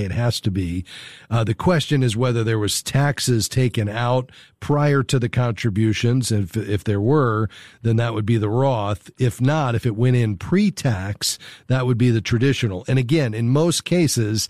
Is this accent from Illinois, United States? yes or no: no; Fort Lauderdale, Florida, United States; Fort Lauderdale, my hometown